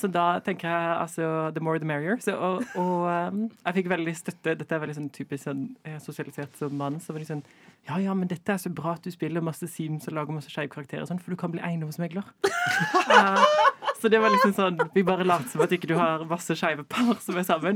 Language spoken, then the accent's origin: Norwegian; Kristiansand, Agder, Norway; fra Kristiansand og er DJ og psykologistudent